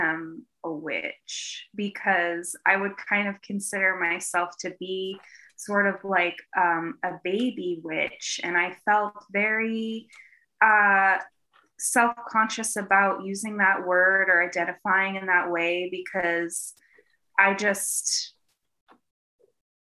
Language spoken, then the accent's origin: English; Eastern Massachusetts, United States; I'm originally from Eastern Mass